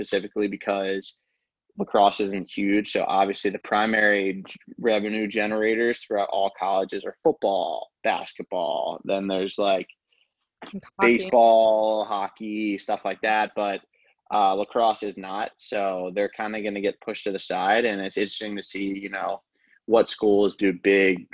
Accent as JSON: {"language": "English", "town": "Baltimore", "region": "Maryland", "country": "United States", "said": "I'm from the Baltimore area, so I'm living in Baltimore right now"}